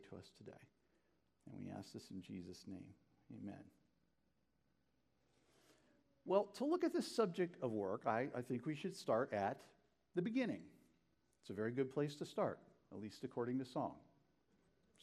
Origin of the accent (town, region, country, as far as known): Northeast Ohio, United States; born or raised there